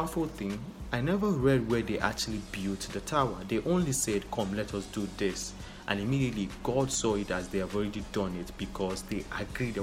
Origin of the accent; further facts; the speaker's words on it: Nigeria; I'm a Nigerian